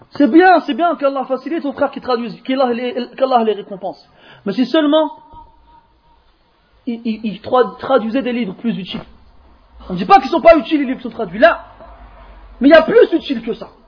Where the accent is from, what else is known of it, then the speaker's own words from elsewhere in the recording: France; born there; Moi, je suis né comme vous en France. Et avant une douzaine d'années, je ne parlais pas un mot d'arabe.